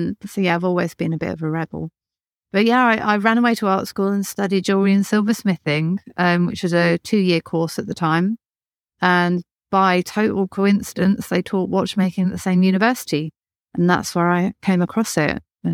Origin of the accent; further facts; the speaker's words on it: Birmingham, West Midlands, United Kingdom; accent: Birmingham; So I'm from North Birmingham. My accent is fake. And I was had a very strong Birmingham accent when I was younger.